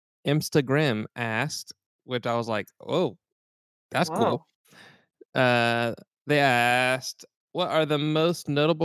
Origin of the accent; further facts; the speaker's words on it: Alberta, Canada; Here in Berta. So if I go to Canada and I'm just like, yeah, I'm from Berta